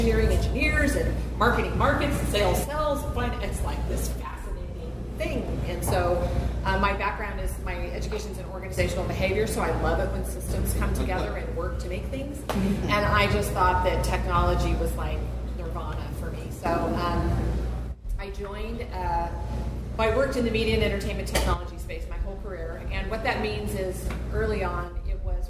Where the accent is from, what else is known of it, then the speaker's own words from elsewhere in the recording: Sacramento, California, United States; moved away as an adult; also born or lived in Berkeley; now in Nevada City, United States; I was born and raised here in Sacramento